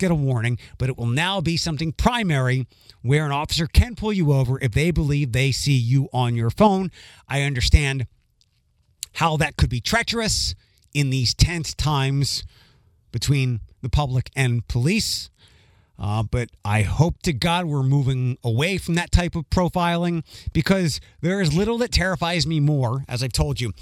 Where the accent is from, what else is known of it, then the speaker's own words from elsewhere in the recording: Philadelphia, Pennsylvania, United States; now in Toledo, United States; my hometown of Philadelphia